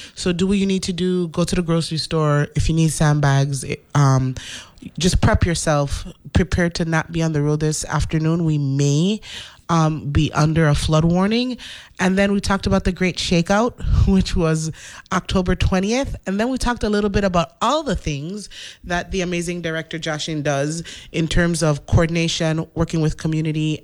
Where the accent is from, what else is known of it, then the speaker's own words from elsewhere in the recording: St. Thomas, U.S. Virgin Islands; now in St. Croix, U.S. Virgin Islands; I was born in the Virgin Islands, St. Thomas.